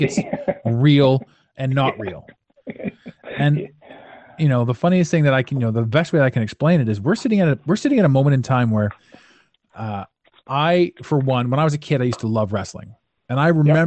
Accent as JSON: {"language": "English", "country": "Canada", "said": "as a Canadian citizen"}